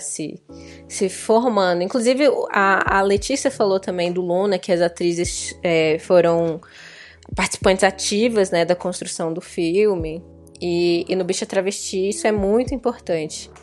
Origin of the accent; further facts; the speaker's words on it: Brasília, Federal District, Brazil; fui criada no, no, em Brasília